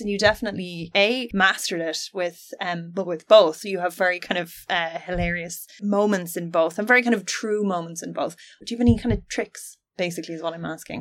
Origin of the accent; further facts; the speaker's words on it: Finland; I'm from Finland